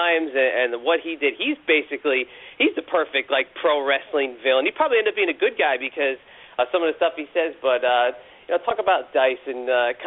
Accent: New Jersey, United States; growing up in New Jersey

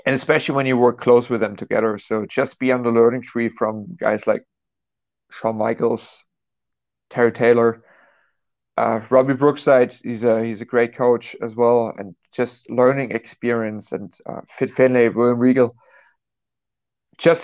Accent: Dresden, Saxony, Germany; I'm from Dresden, Germany

